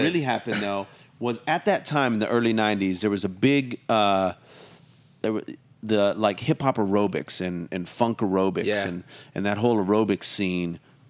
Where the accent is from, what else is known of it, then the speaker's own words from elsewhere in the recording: Long Beach, California, United States; also born or lived in San Diego / Oxnard / Seattle; Well, I'm from around here, Long Beach. I was born in Long Beach, California. My dad was in the Navy, so we moved up and down the coast, San Diego, Long Beach, Oxnard, even up north to Seattle for a brief time.